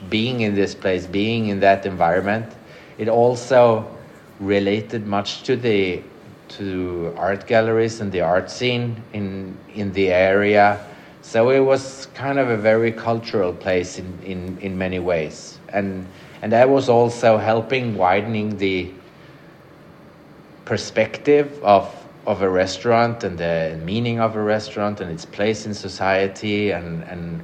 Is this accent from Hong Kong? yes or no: no; Sweden; also born or lived in Paris, France / Copenhagen, Denmark; moved back to Sweden